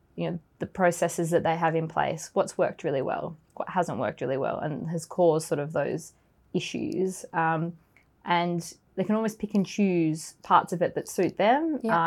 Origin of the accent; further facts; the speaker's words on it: Australia; moved away as an adult; now in London, United Kingdom; I'm originally from Australia, so I've been in the UK for about two years now